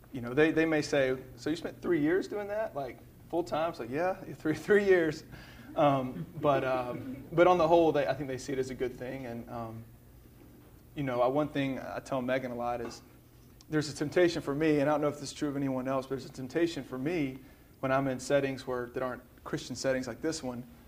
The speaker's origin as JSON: {"language": "English", "town": "Birmingham", "region": "Alabama", "country": "United States", "said": "I'm from Birmingham"}